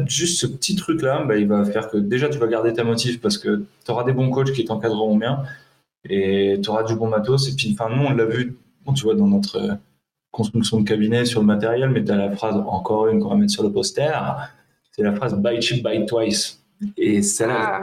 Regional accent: Le Mans, Pays de la Loire, France; moved away as an adult; now in Grenoble, France; je suis du Mans

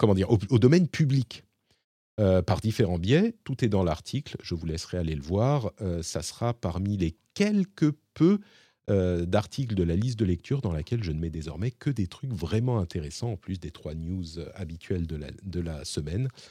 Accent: France; chez nous, en France

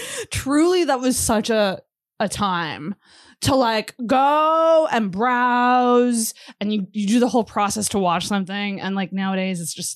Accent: Antigonish, Nova Scotia, Canada; So I grew up in Antigonish.

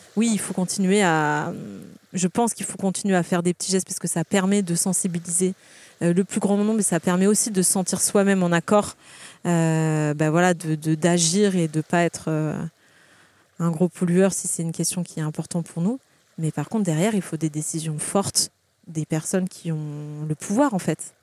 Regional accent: Carqueiranne, Provence-Alpes-Côte d'Azur, France; also born or lived in Hyères; je suis née à Hier, j'ai grandi à Carcane, une petite ville à côté. Euh, j'ai été au collège, au lycée à Hier

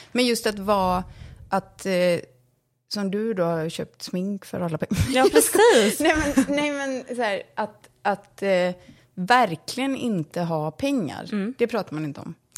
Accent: Borås, Västra Götaland, Sweden; born or raised there; also born or lived in London, United Kingdom; now in Stockholm, Sweden

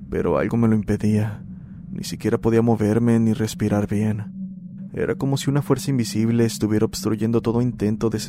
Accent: Paraguay; soy de Paraguay. Este es mi relato.

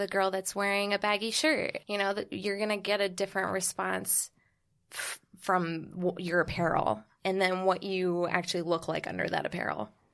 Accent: Bermuda; moved away as an adult; now in New York City, United States; I'm originally from Bermuda.

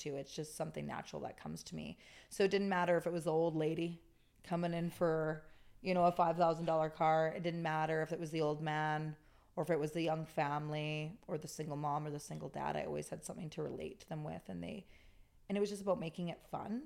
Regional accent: Okanagan, British Columbia, Canada; I'm born and raised in the Okanagan

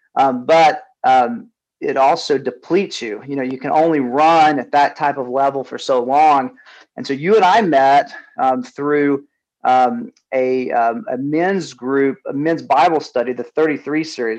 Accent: Southeast, United States; moved away as an adult; also born or lived in California; now in Atlanta, United States; we grew up in the Southeast

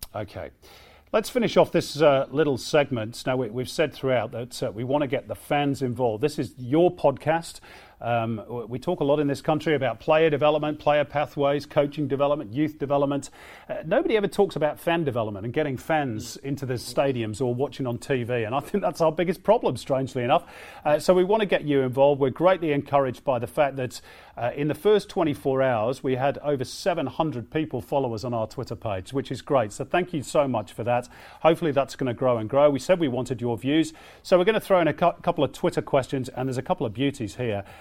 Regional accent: England, United Kingdom; I grew up in England in the 80s

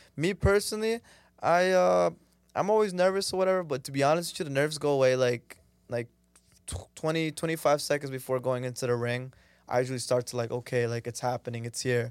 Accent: Danbury, Connecticut, United States; moved away as an adult; now in Toronto, Canada; I was born in Toronto, Canada, but when I was four, my family took me to live in, uh, in, in, in Connecticut, uh, Danbury, specifically the city.

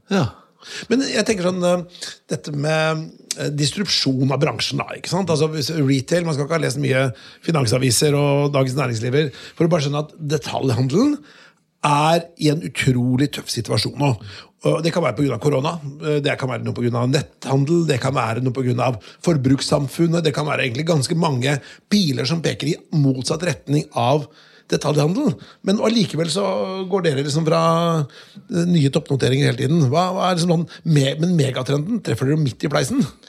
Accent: Vestfold og Telemark, Norway; både du og Sverre og jeg er fra Telemark

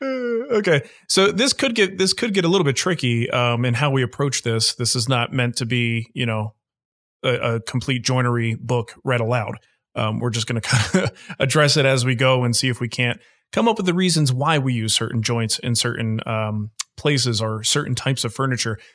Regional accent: New Jersey, United States; now in Pittsburgh, United States; I was born in New Jersey

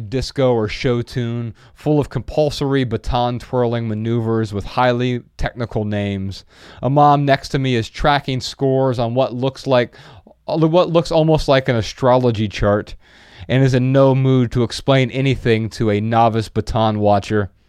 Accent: Midwest, United States; I'm from the Midwest, and and every time we land somewhere in the Midwest, it doesn't even have to be back in Dayton or Ohio in general.

